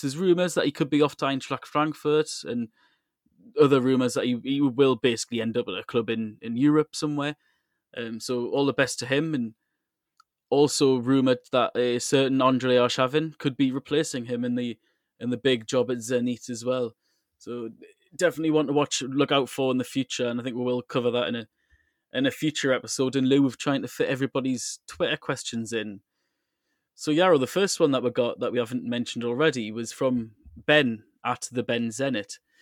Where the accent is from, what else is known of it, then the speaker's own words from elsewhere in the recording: England, United Kingdom; now in Moscow, Russia; As an English football fan